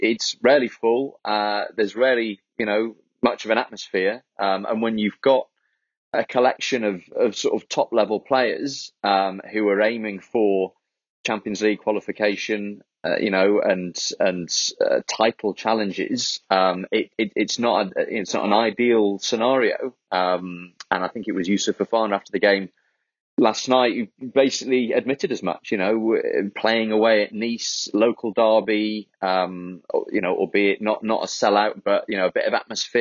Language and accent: English; Wales, United Kingdom; as a Welshman, as a Wales fan